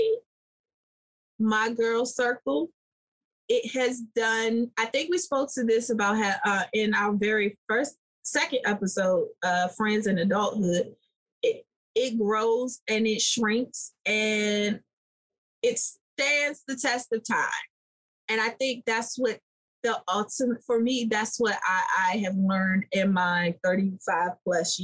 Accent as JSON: {"language": "English", "town": "Washington", "region": "District of Columbia", "country": "United States", "tie": "born or raised there", "said": "I was raised in Southeast DC"}